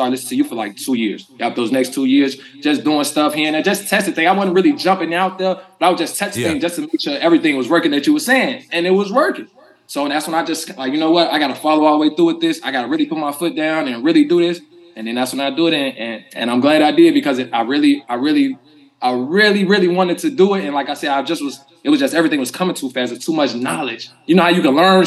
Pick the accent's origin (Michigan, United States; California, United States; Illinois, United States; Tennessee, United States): Illinois, United States; Chicago; born or raised there